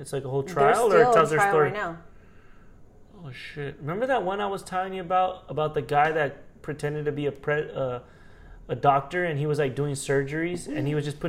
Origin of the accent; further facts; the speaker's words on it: Haiti; like, where the, who the fuck, I'm from Haiti.